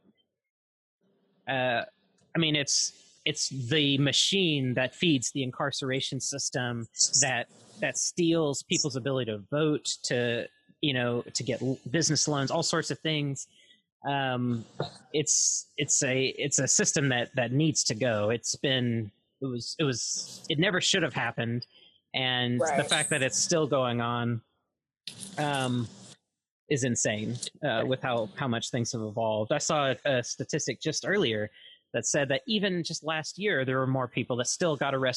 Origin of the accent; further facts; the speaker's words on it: Mississippi, United States; moved away; I'm originally from Mississippi